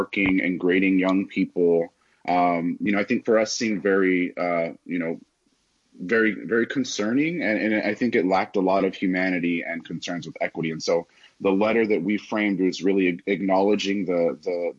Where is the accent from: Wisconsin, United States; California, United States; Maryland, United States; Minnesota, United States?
California, United States; Los Angeles; moved away; I grew up in Los Angeles, attended public schools there basically throughout my K-12 educational experience